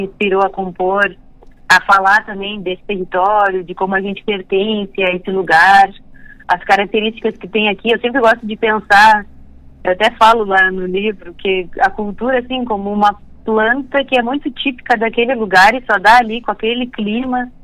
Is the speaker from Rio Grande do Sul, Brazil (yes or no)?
yes; Bagé, Rio Grande do Sul, Brazil; eu comecei a tocar violino na minha cidade, eu sou natural de Bagé